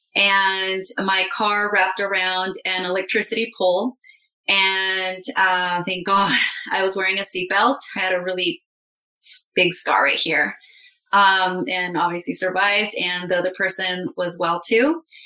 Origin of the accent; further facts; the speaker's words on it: Calexico, California, United States; I moved in with my mom in my hometown, Calexico, in the Imperial Valley. It's a border town to Mexico, Mexicali.